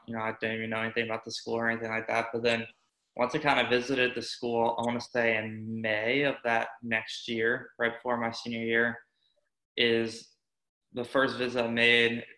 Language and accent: English; Tampa, Florida, United States; moved away as an adult; also born or lived in Syracuse; growing up in Tampa